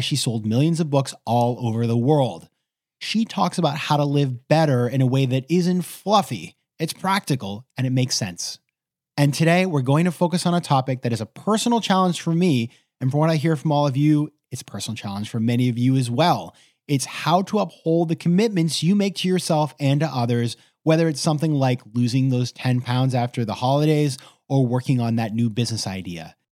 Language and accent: English; Maine, United States; my home state of Maine